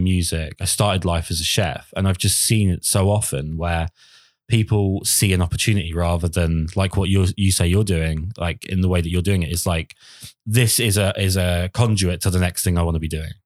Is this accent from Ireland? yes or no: no; United Kingdom; I'm British